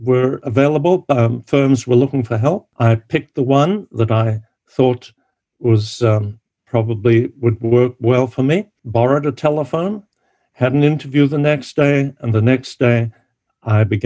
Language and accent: English; Zimbabwe; moved away as an adult; also born or lived in Bulawayo / Cape Town, South Africa / United Kingdom; when I was growing up in Rhodesia during this time, there was no question that I would have to leave